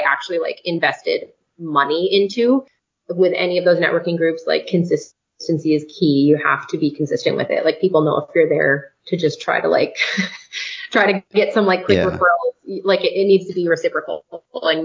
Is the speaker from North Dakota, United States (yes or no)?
yes; North Dakota, United States; moved away as an adult; We're from North Dakota originally